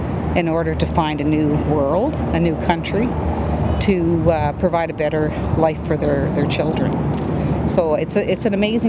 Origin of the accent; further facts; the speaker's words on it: Matheson, Ontario, Canada; now in Brampton, Canada; I was born in Northern Ontario in a little town called Matheson, which is approximately 8 miles from Monteith, where they were living.